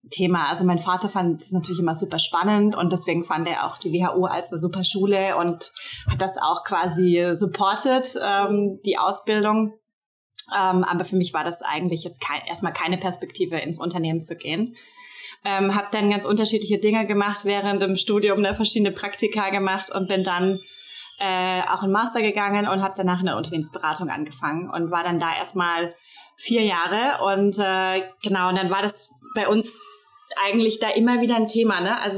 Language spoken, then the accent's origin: German; Baden-Baden, Baden-Württemberg, Germany; moved away as an adult; now in Berlin, Germany; 31 Jahre alt, ich komme aus Baden-Baden